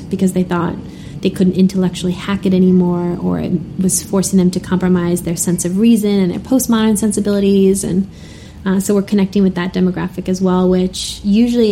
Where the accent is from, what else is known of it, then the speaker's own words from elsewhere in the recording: New York, United States; moved away; also born or lived in Twin Cities / France; I grew up Italian in New York